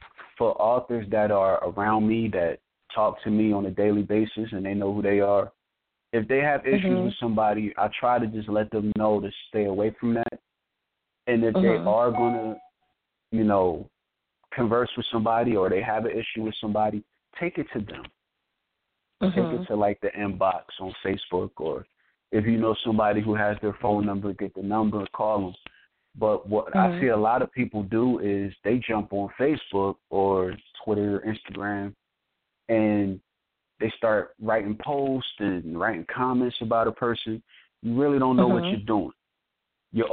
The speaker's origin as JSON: {"language": "English", "region": "New Jersey", "country": "United States", "said": "I'm from Jersey"}